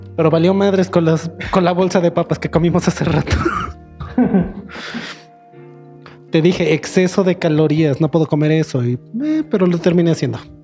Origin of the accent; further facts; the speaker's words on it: Cuernavaca, Morelos, Mexico; somos de Cuernavaca, Morelos